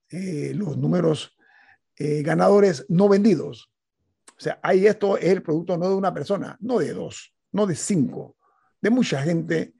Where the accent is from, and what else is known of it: Panama